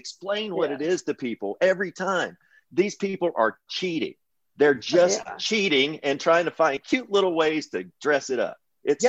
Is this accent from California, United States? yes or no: no; Kentucky, United States; I'm from Kentucky.